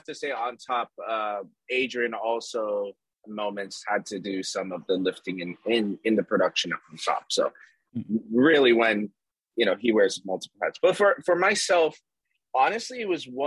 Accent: Toronto, Ontario, Canada; we're from Toronto, Canada

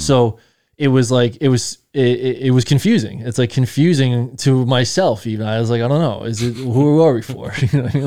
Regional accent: Patchogue, New York, United States; I'm from Patchogue

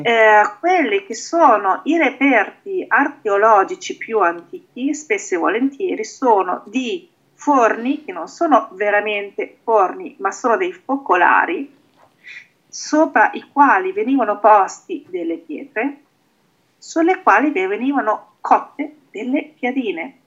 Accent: Emilia-Romagna, Italy; io sono romagnola

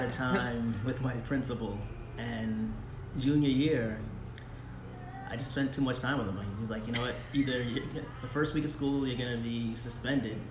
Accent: Long Island, New York, United States; born and raised in New York

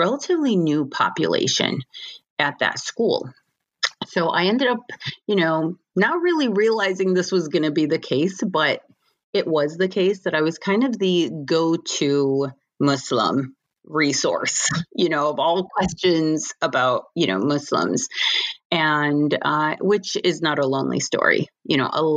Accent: Michigan, United States; I was born and raised in Michigan and, you know, American born

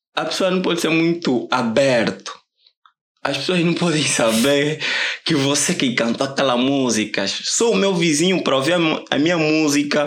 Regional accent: Viana, Luanda Province, Angola; also born or lived in Huíla, Angola; Nasci na Willa e com os meus 10 anos vim viver aqui. Estava aqui em Luanda

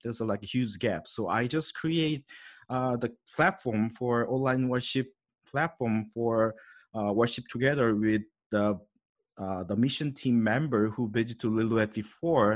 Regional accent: South Korea; English is a second language; moved away as an adult; now in Canada; I was born in Korea, grew up in Korea about like a twenty-eight year, so sure, it's South Korea, not North Korea

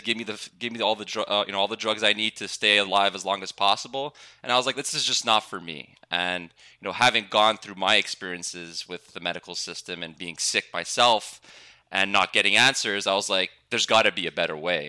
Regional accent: Montreal, Quebec, Canada; I'm I'm from Montreal, Canada

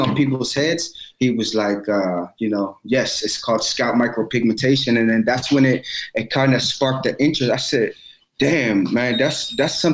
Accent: Maryland, United States; I'm from Maryland, and I own the Art of SMP

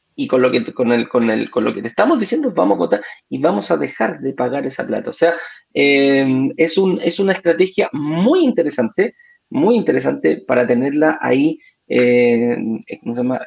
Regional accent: Chile; now in Mexico; tú me preguntas a mí como chileno

